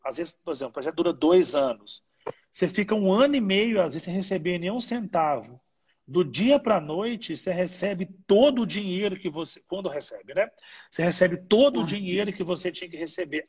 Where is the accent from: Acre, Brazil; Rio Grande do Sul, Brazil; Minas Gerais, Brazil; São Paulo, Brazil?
Minas Gerais, Brazil; Ipatinga; Minas Gerais, que, que né, que é onde eu nasci, eu sou de Patinga